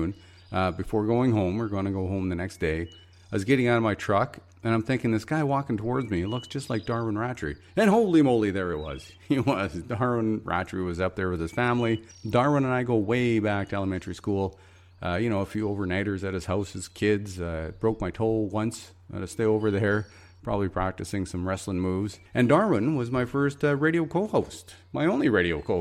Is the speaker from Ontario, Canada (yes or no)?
no; Fort Nelson, British Columbia, Canada; moved away; also born or lived in Saskatoon, Saskatchewan / Yellowknife; I was born in Saskatoon, Saskatchewan. Only lived there for 4 years and grew up in Fort Nelson, BC